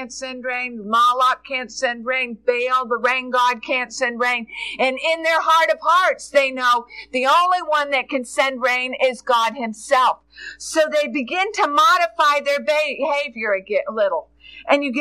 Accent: United States; also born or lived in Jessamine County, Kentucky; we are as an American people.

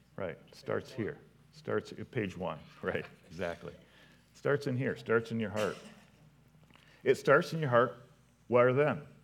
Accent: Potterville, Michigan, United States; I'm from Potterville

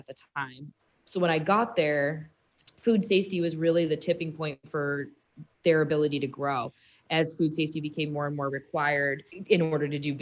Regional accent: Auburn, Maine, United States; also born or lived in upstate New York; I grew up in Auburn, Maine, so the twin city of Lewiston, and went to high school here at Edward Little

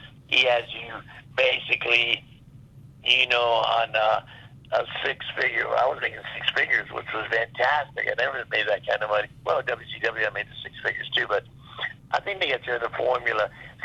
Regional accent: Florida, United States; when I was growing up in Florida

